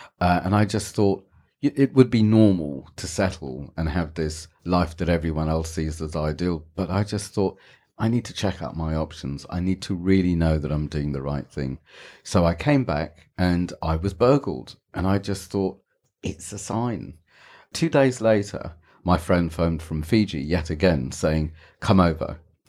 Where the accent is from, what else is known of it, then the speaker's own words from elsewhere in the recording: Goa, India; they do is because I have a British passport and because I'm, what do you call me, South Indian, or I'm from Goa. My family's from Goa.